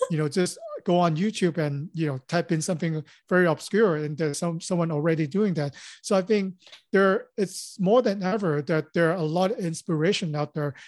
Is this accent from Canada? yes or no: no; Hong Kong; moved away as an adult; also born or lived in Los Angeles; born and raised in Hong Kong, so, and I came to Los Angeles after high school.